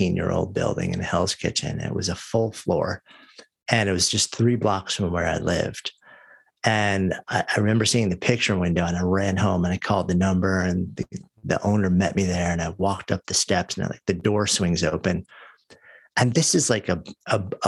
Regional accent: New York, United States; moved away as an adult; I grew up just outside of New York, and I've lived my entire adult life up until just about a year ago in New York City

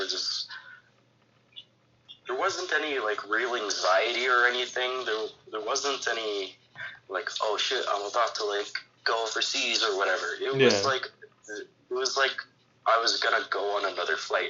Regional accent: Calgary, Alberta, Canada; I'm from Calgary

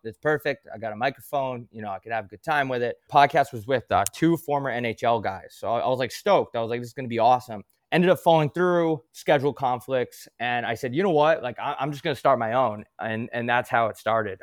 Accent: Long Island, New York, United States; moved away; also born or lived in Arizona; I grew up playing on Long Island, strictly roller hockey, pretty much my whole life

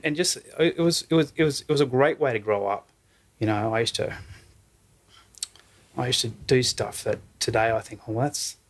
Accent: Western Queensland, Australia; now in Brisbane, Australia; I grew up on a cattle station, Western Queensland.

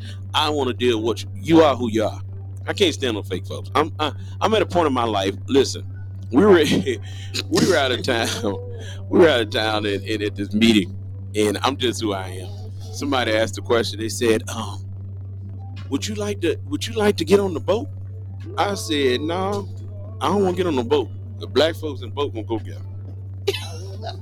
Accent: Mississippi, United States; moved away as an adult; I'm from Bays, Mississippi.

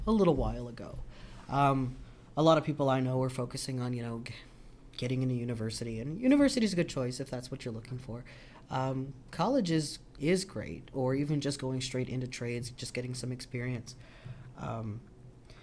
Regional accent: Listuguj Mi'gmaq First Nation, Quebec, Canada; I am from the Listigouge Mi'kmaq First Nation.

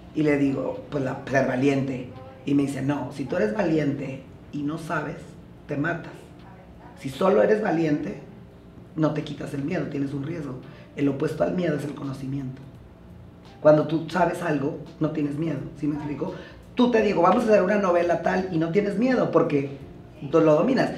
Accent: Jiménez, Chihuahua, Mexico; also born or lived in Torreón, Mexico; now in Mexico City, Mexico; yo nací en Torreón, pero, en Torreón, pero crecí en Jiménez, Chihuahua

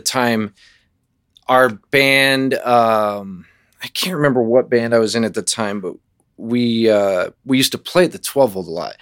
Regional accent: Arvada, Colorado, United States; born or raised there; also born or lived in Los Angeles, California / Virginia Beach, Virginia

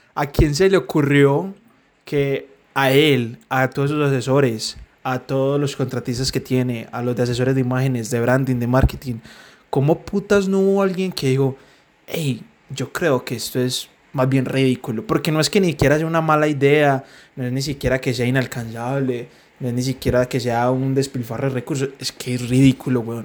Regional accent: Medellín, Antioquia, Colombia; Medellín, que somos de Medellín

